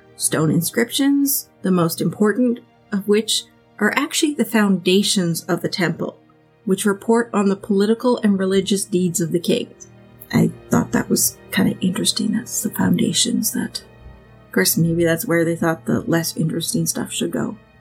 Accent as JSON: {"language": "English", "country": "Canada", "said": "we're Canadian and we don't have huge cities either"}